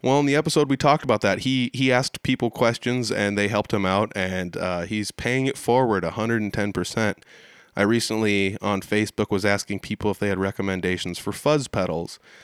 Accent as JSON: {"language": "English", "town": "Humboldt", "region": "Iowa", "country": "United States", "tie": "born or raised there", "said": "Humboldt, Iowa, not too long ago. That's the town where I hang my hat more often than not"}